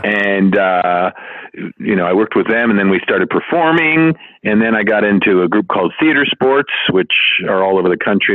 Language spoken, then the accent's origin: English; Santa Fe, New Mexico, United States; moved away as an adult; also born or lived in Chicago, Illinois / Ohio / Los Angeles, California; now in Las Vegas, United States; Originally Chicago. Lived there till I was ten, and then moved to Santa Fe, New Mexico. Uh, lived there through end of high school.